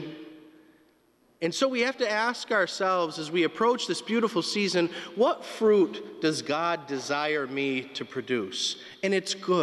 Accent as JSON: {"language": "English", "town": "North Adams", "region": "Massachusetts", "country": "United States", "tie": "born or raised there", "said": "Growing up in North Adams, we were surrounded by trees and beautiful landscapes in the mountains."}